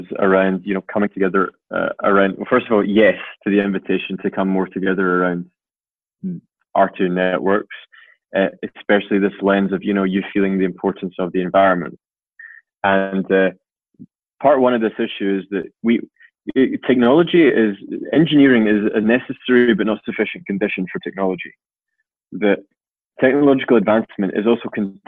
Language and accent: English; Scotland, United Kingdom; I'm Scottish